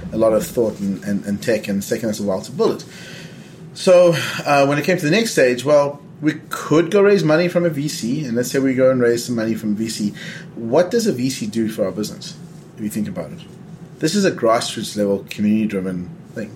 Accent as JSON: {"language": "English", "country": "South Africa", "tie": "born or raised there", "said": "I'm you know from South Africa. I grew up under apartheid"}